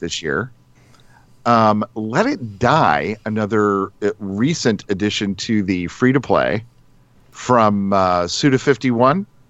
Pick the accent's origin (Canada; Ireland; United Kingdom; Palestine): Ireland; I'm Irish.